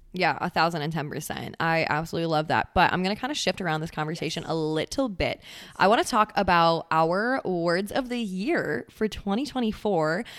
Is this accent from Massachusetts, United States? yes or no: no; Central Wisconsin, United States; moved away as an adult; now in Texas, United States; I'm originally from Central Wisconsin.